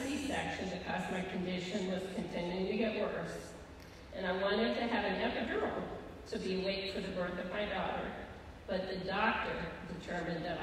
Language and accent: English; Mexico, Missouri, United States; moved away as an adult; also born or lived in Fayette, Missouri / Warrensburg, Missouri; we moved to Warrensburg from my hometown of Mexico, Missouri, so he could finish his degree